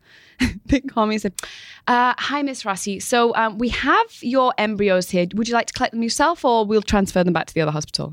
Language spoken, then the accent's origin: English; Manchester, North West England, United Kingdom; moved away as an adult; now in New York, United States; I was born in Manchester, in England